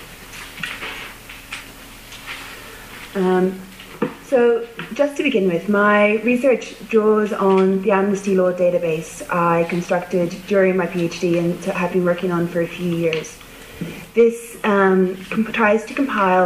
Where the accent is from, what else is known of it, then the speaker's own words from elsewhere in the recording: Ireland; I'm Irish